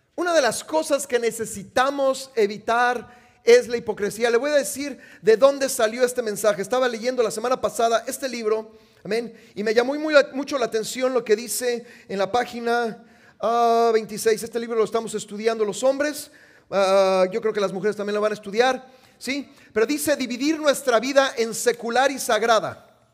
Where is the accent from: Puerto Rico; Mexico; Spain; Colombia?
Mexico; now in United States; Yo ya no soy mexicano